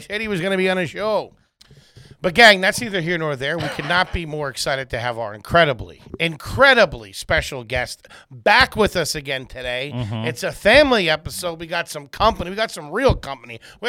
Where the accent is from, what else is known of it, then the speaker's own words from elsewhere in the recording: Boston, Massachusetts, United States; Yeah, I love the Red Sox. I'm from Boston.